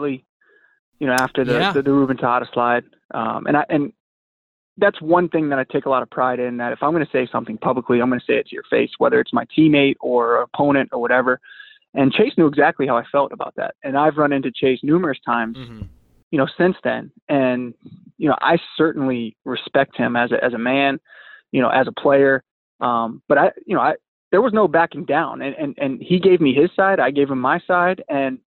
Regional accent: Southeast Virginia, United States; growing up in Southeast Virginia

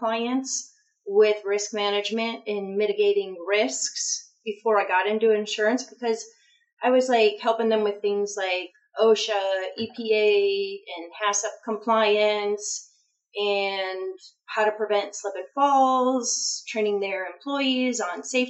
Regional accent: North Ridgeville, Ohio, United States; now in Florida, United States; I'm originally from Ohio

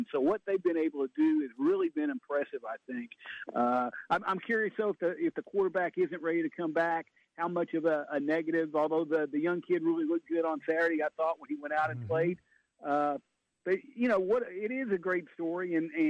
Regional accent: San Antonio, Texas, United States; moved away; my hometown in San Antonio

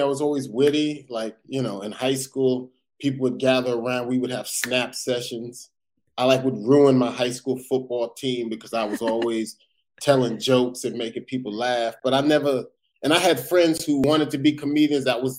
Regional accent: Perth Amboy, New Jersey, United States; the first time I ever touched the mic and told a joke was in my hometown, Perth Amboy, New Jersey.

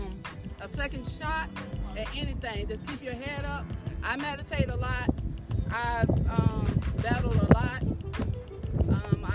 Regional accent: Tampa, Florida, United States; also born or lived in St. Petersburg, Florida; I grew up in Tampa, but moved to St. Pete when I was about 17

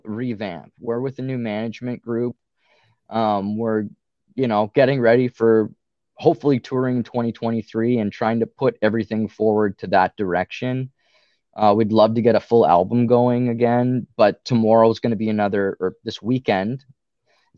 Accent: Ottawa, Ontario, Canada; we're all from the Ottawa area, which is on the border with Quebec here.

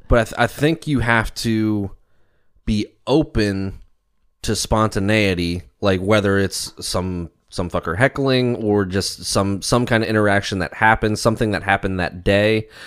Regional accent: Baltimore, Maryland, United States; I'm from Baltimore

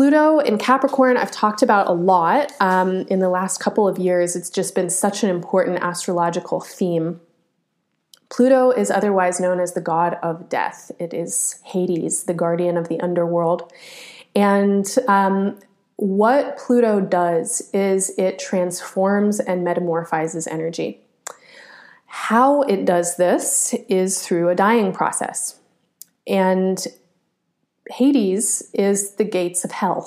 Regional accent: United States; I was born and raised in the United States

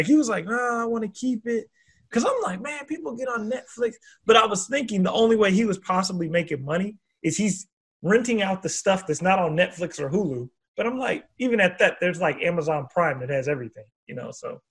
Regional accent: Oregon, United States; moved away; It's in Bend, Oregon. Oh, shit. Yeah, it's from my home state.

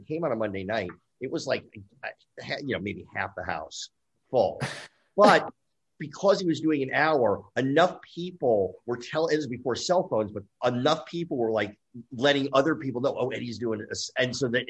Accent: Livingston, New Jersey, United States; I grew up in Jersey just outside Lincoln Tunnel, a town called Livingston

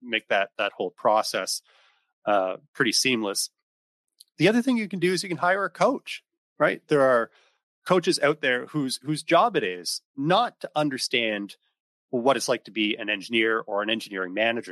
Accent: East Coast of Canada, Atlantic Canada, Canada; moved away as an adult; also born or lived in Ontario; I'm from the East Coast of Canada

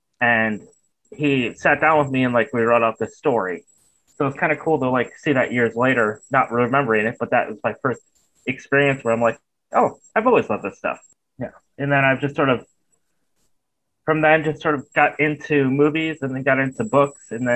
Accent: Michigan, United States; now in Portland, United States; I was born in Michigan

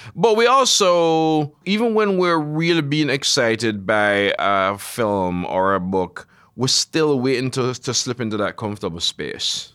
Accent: Jamaica; I grew up in Jamaica

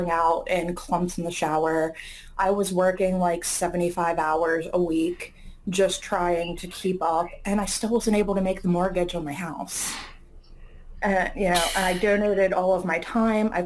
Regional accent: Las Vegas, Nevada, United States; now in Philadelphia, United States; I'm actually from Las Vegas. So like shows and performances were a huge part of growing up

